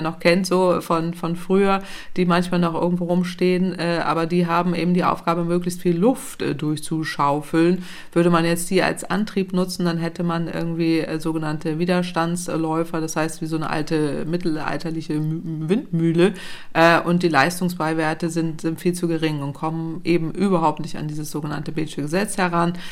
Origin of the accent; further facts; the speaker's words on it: Northern Germany, Germany; ich komme aus Norddeutschland, da ist flaches Land